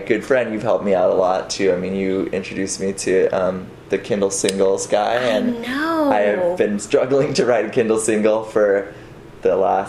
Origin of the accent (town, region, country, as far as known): Marin, California, United States; born or raised there